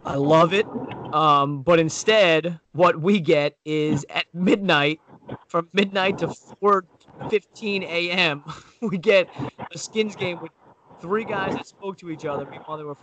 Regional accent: Pennsylvania, United States; my home state of Pennsylvania

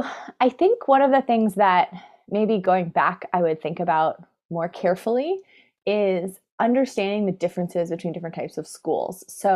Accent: San Francisco, California, United States; also born or lived in New York / Boston / Colorado; now in Eugene, United States; I've lived in New York and Boston, Colorado. I grew up in San Francisco.

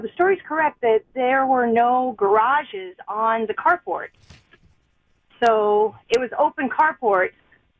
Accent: Auburn, California, United States; Auburn, California is my hometown.

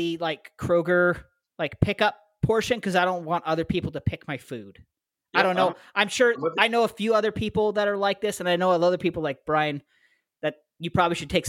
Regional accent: Canada; now in Ohio, United States; I'm Canadian.

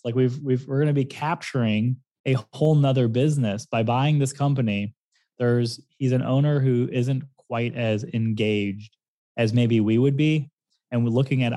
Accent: St. Louis, Missouri, United States; moved away as an adult; also born or lived in Fort Lauderdale, Florida; now in South Florida, United States; I was born in Fort Lauderdale, raised in St. Louis

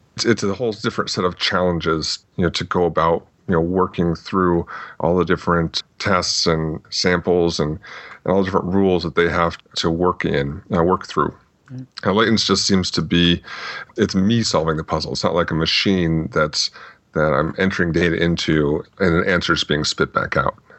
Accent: Phoenix, Arizona, United States; also born or lived in Tucson, Arizona; I grew up mostly in the uh, the Phoenix, Arizona area. Before that, my dad was in the Air Force, so we bounced around a little bit

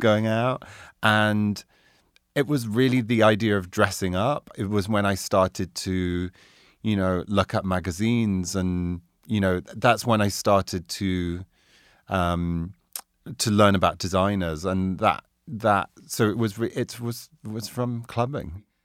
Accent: Doncaster, Yorkshire and the Humber, United Kingdom; also born or lived in Carlisle, Cumbria; now in New York, United States; I was born in South Yo-, Doncaster, South Yorkshire

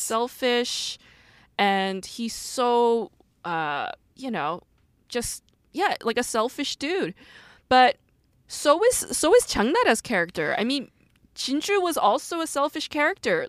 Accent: South Korea; moved away; born and raised in Korea.

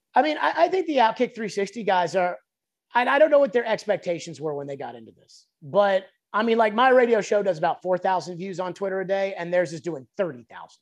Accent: Nashville, Tennessee, United States; I grew up in West Mead. Like, that's close to where I'm, like, from

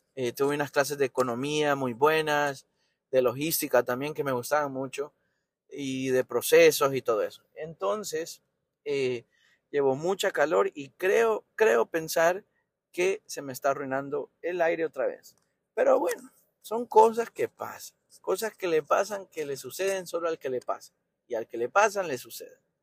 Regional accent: Tegucigalpa, Francisco Morazán, Honduras; moved away as an adult; nací en Tegucigalpa, Honduras. Y eh, recuerdo, recuerdo muy vivo, tampoco es que me fui hace 50 años, me fui hace 10 años

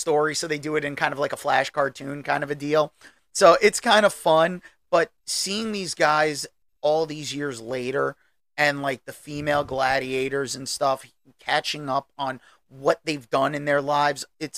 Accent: United States; as an American, I mean, let's face it, you and I grew up as teenagers in the 90s

